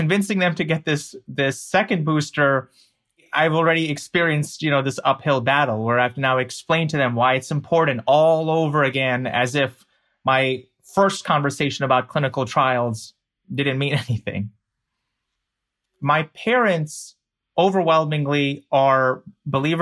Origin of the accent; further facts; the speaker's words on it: United States; I'm an American